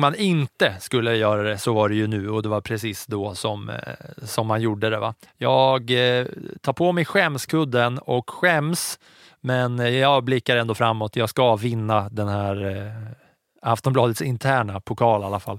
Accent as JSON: {"language": "Swedish", "town": "Katrineholm", "region": "Södermanland", "country": "Sweden", "tie": "born or raised there", "said": "jag växte upp i Katrineholm"}